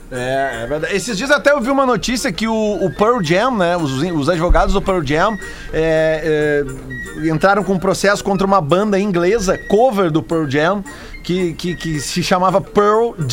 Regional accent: Navegantes, Santa Catarina, Brazil; moved away as an adult; now in Dublin, Ireland; Sou de Navegante, Santa Catarina, mas moro há três anos em Dublin, na Irlanda, com a minha esposa.

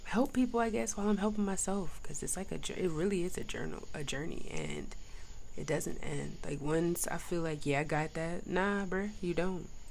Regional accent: New York, United States; I'm kind of from New York too

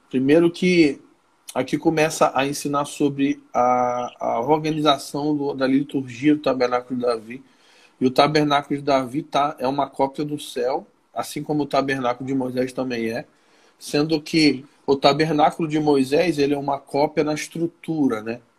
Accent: Rio de Janeiro, Brazil; eu sou do Rio, eu sou bonito, eu sou legal.

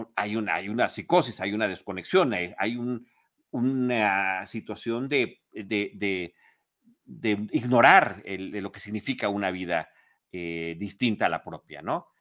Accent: Mexico City, Mexico; yo como chilango

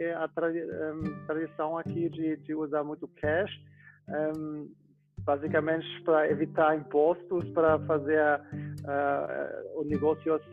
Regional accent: Munich, Bavaria, Germany; Portuguese is a second language; eu sou da, da Alemanha, de Munique

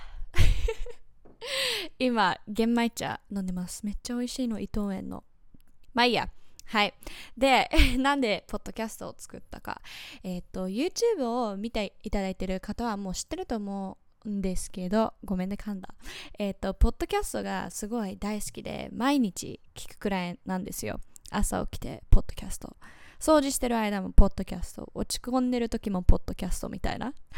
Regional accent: United States; Japanese is a second language; now in Japan; アジア系アメリカ人なんですけど今は日本に住んでいます

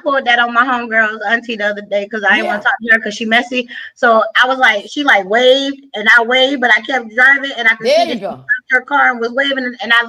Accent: Chicago, Illinois, United States; So I'm from Chicago.

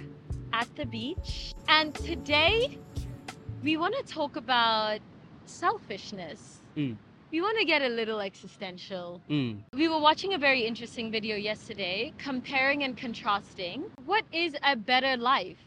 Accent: South Africa; I'm South African, and I was born in and am part of a culture that exists in one of the most abundant climates in the world.

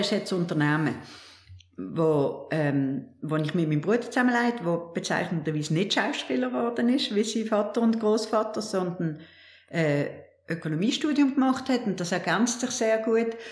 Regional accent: Binningen, Basel-Landschaft, Switzerland; moved away as an adult; also born or lived in Paris / New York; now in Basel, Switzerland; dass ich in Bilbenken aufgewachsen bin

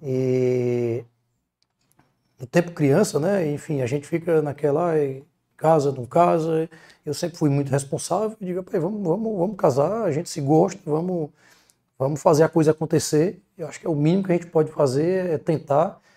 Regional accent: Sobral, Ceará, Brazil; also born or lived in Piauí; now in Fortaleza, Brazil; eu nasci em Sobral, apesar de já ter morado no Piauí estudando, morei aqui em Fortaleza estudando, atualmente estou morando em Fortaleza novamente

